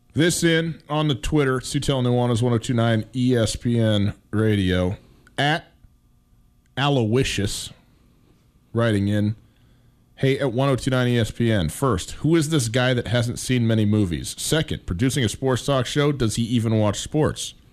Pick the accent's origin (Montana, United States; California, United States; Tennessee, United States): Montana, United States; I was born and raised in Montana, I've lived in Montana for m, m, the vast majority of my life